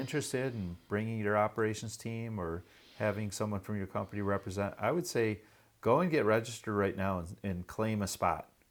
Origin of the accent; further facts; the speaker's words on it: Michigan, United States; right here in Michigan, my home state